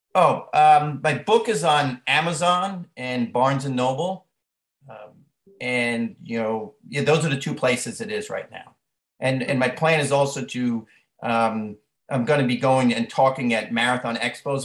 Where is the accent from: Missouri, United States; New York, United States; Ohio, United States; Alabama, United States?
New York, United States; Long Island; born or raised there; moved away as an adult